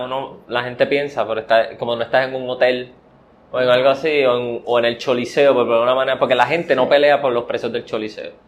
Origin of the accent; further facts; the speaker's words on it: Puerto Rico; soy puertorriqueño